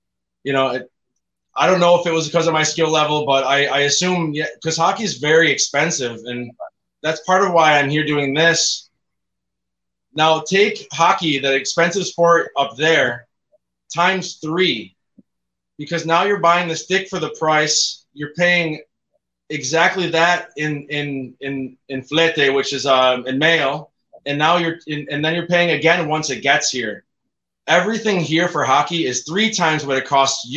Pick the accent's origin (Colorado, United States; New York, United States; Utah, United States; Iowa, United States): New York, United States; Buffalo; moved away as an adult; also born or lived in Ecuador; now in Ushuaia, Argentina; I moved from Buffalo to college